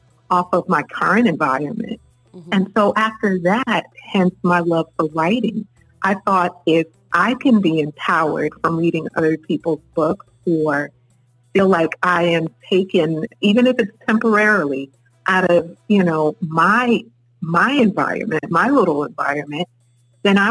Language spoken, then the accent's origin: English; New York City, New York, United States; as a little girl growing up in East New York